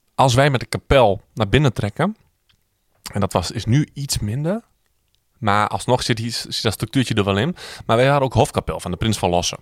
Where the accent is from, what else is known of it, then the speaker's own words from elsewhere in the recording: Twente, Overijssel, Netherlands; Ik kom uit Twente.